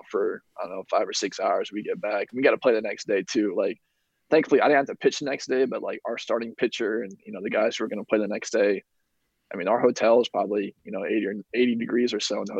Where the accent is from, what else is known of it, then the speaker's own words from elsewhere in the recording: Indiana, United States; I'm from Indiana